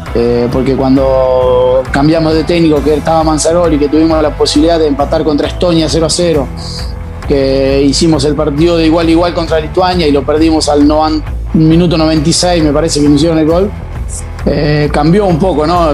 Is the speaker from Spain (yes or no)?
no; Conesa, Buenos Aires, Argentina; moved away as an adult; now in San Marino; arranqué en el Babi de, mi pueblo, en Conesa, eh, hasta la edad de, de, 14, 15 años